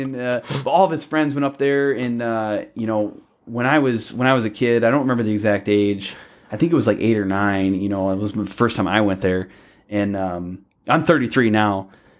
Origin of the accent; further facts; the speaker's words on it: Belleville, Michigan, United States; I was in Belleville, just east of Ann Arbor.